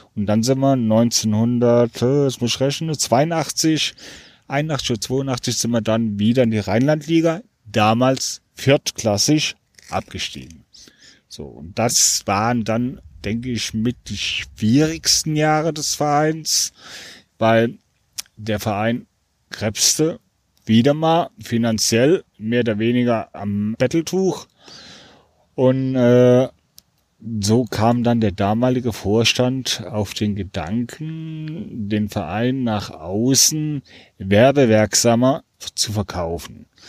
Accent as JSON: {"language": "German", "town": "Neuwied", "region": "Rhineland-Palatinate", "country": "Germany", "tie": "born or raised there", "said": "Ich bin stolz auf meine Heimatstadt"}